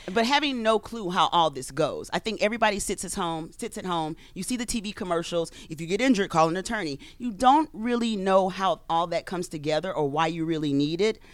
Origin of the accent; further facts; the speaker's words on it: Louisiana, United States; moved away; I'm from Louisiana.